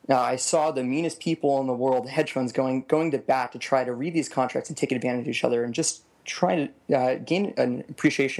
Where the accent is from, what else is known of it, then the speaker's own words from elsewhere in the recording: Las Vegas, Nevada, United States; moved away; I was born and raised in Las Vegas, Nevada. Grew up there for 18 years.